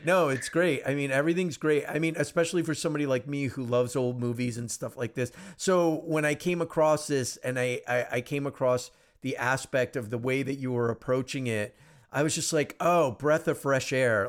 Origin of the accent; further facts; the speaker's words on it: United States; I'm first generation American. I mean, I'm uh, my parents are you know not from the U.S.